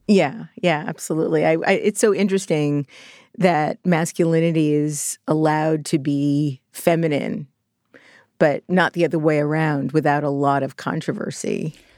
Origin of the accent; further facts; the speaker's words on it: New York City, New York, United States; I was born in Borough Park, Brooklyn